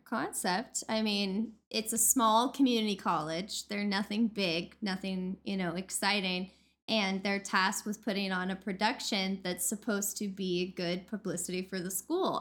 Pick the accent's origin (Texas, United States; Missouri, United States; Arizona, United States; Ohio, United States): Missouri, United States; I'm from Missouri